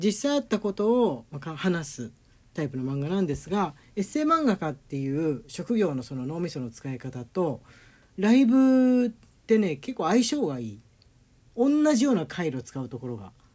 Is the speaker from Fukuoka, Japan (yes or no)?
no; Tokyo, Japan; moved away as an adult; now in Nagoya, Japan; 俺東京出身でね東京育ちで